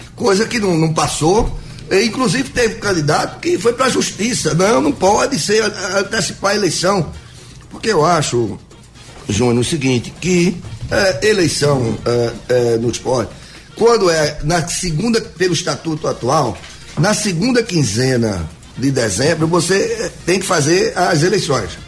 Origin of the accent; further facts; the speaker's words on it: Jaboatão dos Guararapes, Pernambuco, Brazil; aqui na minha terra, que é Jaboatão